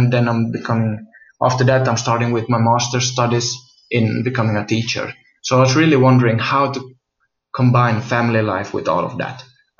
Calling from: Finland; I'm recording this from Finland.

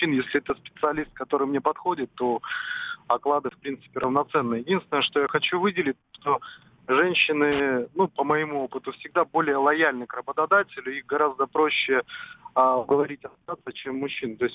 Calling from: Saratov, Saratov Oblast, Russia; Да, я из Саратова.

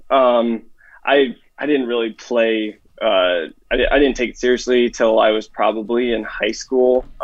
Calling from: Denison, Iowa, United States; Uh, uh, Denison, Iowa, uh, southwest Iowa, somewhere in there.

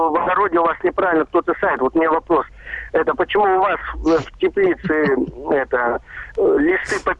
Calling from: Krasnoyarsk, Krasnoyarsk Krai, Russia; А, здравствуйте, я начинающий садовод из Красноярска, ну, больше огородник, так стаж у меня около 50 лет где-то.

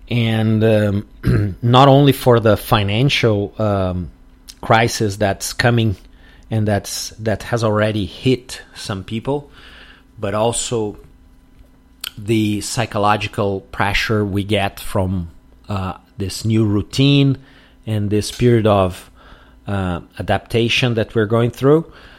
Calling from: Porto Alegre, Rio Grande do Sul, Brazil

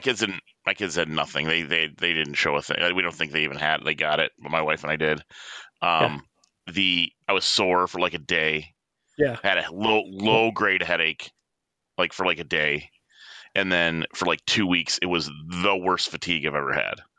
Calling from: Oxford, Michigan, United States; from the Great Lakes State, calling from Oxford, Michigan

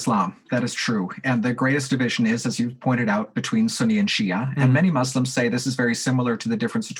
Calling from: Calgary, Alberta, Canada; A local imam here, I'm calling from Calgary, a local imam here says

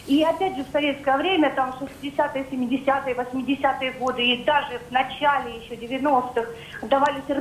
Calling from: Moscow, Russia; я звоню из Москвы, но сама не

